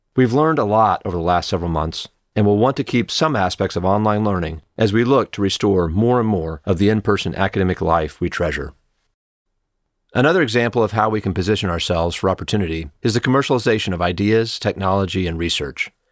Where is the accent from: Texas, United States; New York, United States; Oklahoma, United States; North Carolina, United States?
Oklahoma, United States; moved away as an adult; also born or lived in San Antonio / Houston; now in Austin, United States; I grew up in Oklahoma